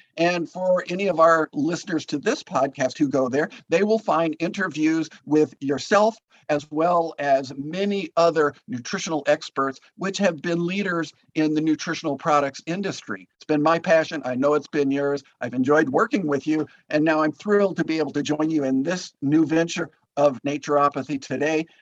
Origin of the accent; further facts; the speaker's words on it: Green Bay, Wisconsin, United States; also born or lived in Guatemala; we then moved back to my hometown in Green Bay